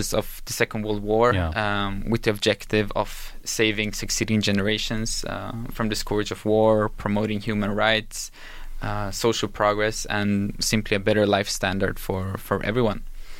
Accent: Helsingborg, Skåne, Sweden; I was born and raised in Helsingborg, which is a small city in the south part of Sweden

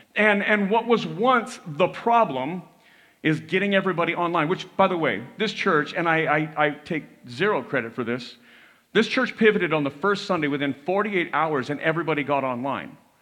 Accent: United States; we were raised to hear that this was a Christian nation

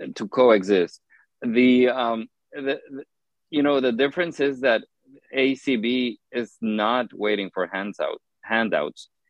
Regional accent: Honduras; moved away as an adult; now in United States; the organization that I worked for in Honduras, that I was part of the board of directors for many, many years

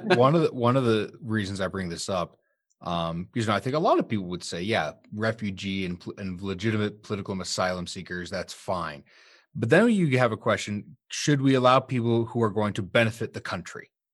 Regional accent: Sterling, United States; my hometown, Sterling

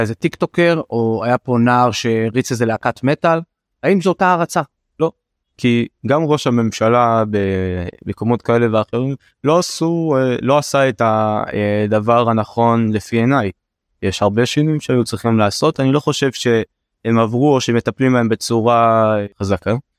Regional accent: Beersheba, Southern District, Israel; אני בא מבאר שבע, אני בא מהנגב.

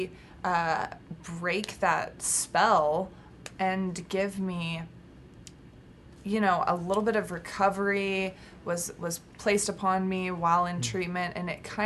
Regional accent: Texas, United States; now in California, United States; I was from Texas but out in California

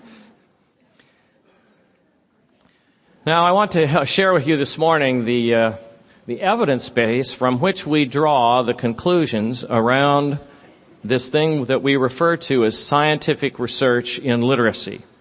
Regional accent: Sunnyvale, California, United States; moved away; also born or lived in Santa Clara / Cupertino; I grew up in California. I was telling Liz over breakfast that I went to school in Sunnyvale and Santa Clara.

